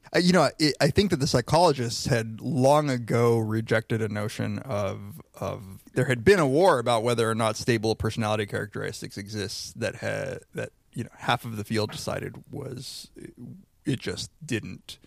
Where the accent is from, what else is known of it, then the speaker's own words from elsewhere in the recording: Riverside, California, United States; I'm from Riverside